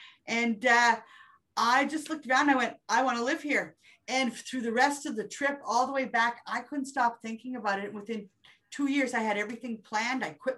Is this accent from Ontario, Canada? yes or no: no; New Brunswick, Canada; also born or lived in Germany / Petawawa / Sudbury; I'm born in New Brunswick, so I am from the East Coast, then to Germany, then to Petawawa.